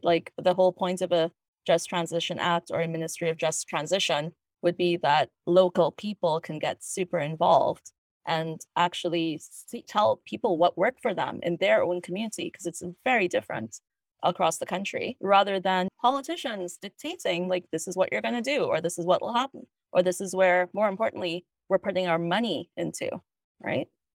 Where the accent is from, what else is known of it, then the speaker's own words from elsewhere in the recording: Trinidad & Tobago; now in Toronto, Canada; I grew up in Trinidad and Tobago, which is in the Caribbean